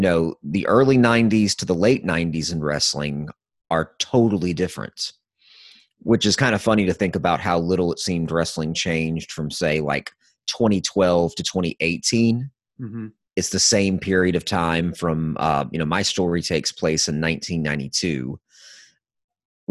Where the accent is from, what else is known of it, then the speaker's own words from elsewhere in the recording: the South, United States; I'm from the South